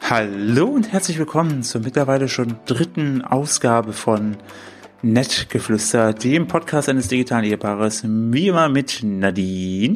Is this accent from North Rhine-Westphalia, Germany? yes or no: no; the easternmost tip of Thuringia, Germany; moved away; bin zu meinen Eltern gefahren in meine Heimat, in, den östlichsten Zipfel von Thüringen